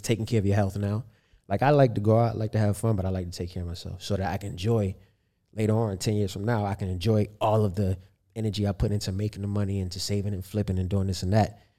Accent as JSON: {"language": "English", "town": "Baltimore", "region": "Maryland", "country": "United States", "tie": "born or raised there", "said": "growing up in Baltimore"}